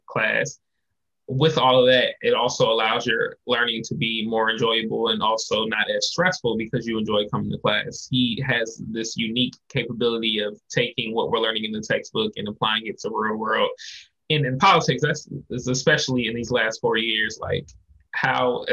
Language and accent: English; Norfolk, Virginia, United States; also born or lived in Bloxom, Virginia; I'm from Norfolk, Virginia. I've been here since I was 5.